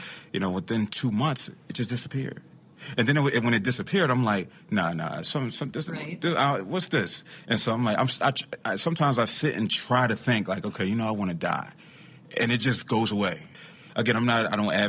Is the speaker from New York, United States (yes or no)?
no; Philadelphia, Pennsylvania, United States; I'm from Philadelphia